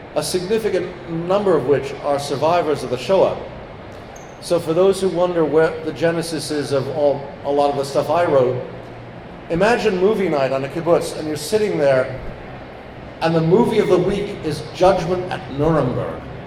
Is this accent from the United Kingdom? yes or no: yes; England, United Kingdom; moved away; I'm English